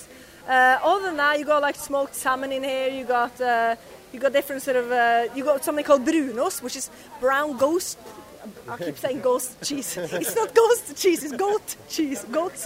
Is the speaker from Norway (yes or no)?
yes; Oslo, Norway; English is a second language; now in Liverpool, United Kingdom; I'm from Oslo, and we speak very much, jeg fra Norge, jeg snakker norsk. It's very sort of flat.